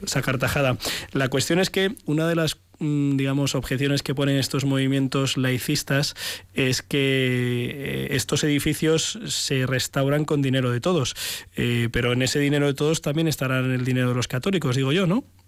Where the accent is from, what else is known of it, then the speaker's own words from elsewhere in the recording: Ciempozuelos, Community of Madrid, Spain; en mi pueblo, en Cienpozuelos